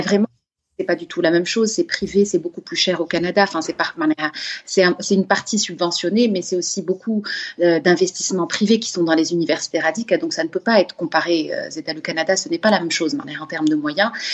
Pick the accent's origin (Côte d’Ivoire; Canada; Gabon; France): Gabon; moved away; moi, j'ai grandi au Gabon